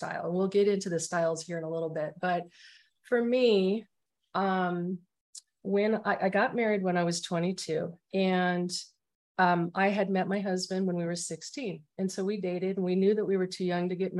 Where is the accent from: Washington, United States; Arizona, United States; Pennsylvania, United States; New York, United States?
Arizona, United States; moved away as an adult; now in San Antonio, United States; I'm originally from Arizona and I lived there for 47 years. And I'm in Texas, San Antonio.